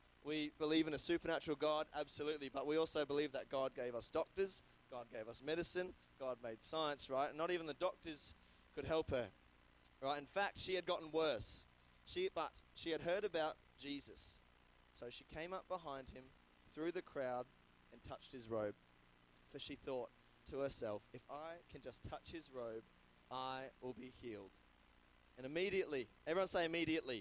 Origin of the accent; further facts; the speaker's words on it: Brisbane, Queensland, Australia; moved away as an adult; now in Adelaide, Australia; I'm from Brisbane. I moved in the start of 2020.